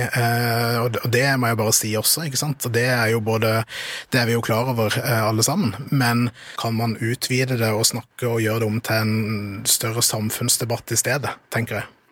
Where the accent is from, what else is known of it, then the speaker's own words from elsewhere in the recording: Kristiansand, Agder, Norway; Jeg kommer jo fra Kristiansand og er oppvokst